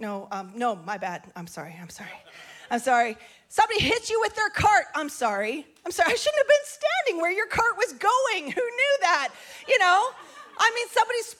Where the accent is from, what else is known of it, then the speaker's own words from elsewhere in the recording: Grande Prairie, Alberta, Canada; I'm from Grand Prairie, Alberta, northern Canada.